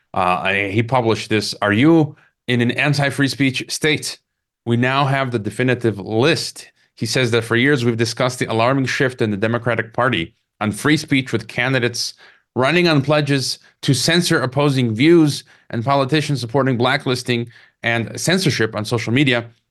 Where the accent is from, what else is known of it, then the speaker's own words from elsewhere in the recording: Illinois, United States; my home state, Illinois